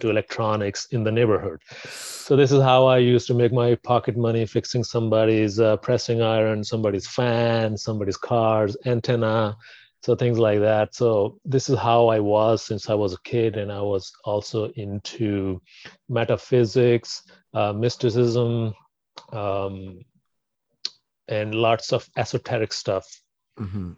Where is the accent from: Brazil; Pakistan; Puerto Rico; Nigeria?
Pakistan; I was born in Pakistan